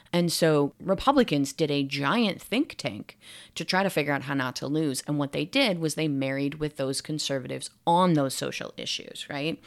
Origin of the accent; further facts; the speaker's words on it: United States; I am an American and I'm researching in America